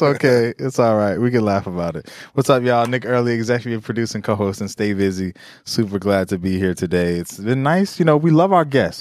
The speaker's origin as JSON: {"language": "English", "country": "Jamaica", "said": "as a Jamaican"}